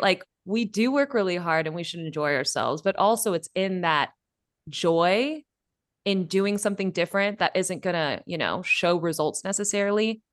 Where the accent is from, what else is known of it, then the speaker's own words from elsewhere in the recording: Bay Area, California, United States; moved away as an adult; now in Mexico; I've grown up in California, born and bred in the Bay Area